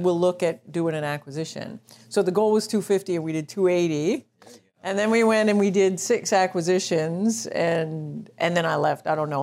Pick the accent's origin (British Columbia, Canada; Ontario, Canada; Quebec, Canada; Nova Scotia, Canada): Ontario, Canada; Toronto; I'm from Toronto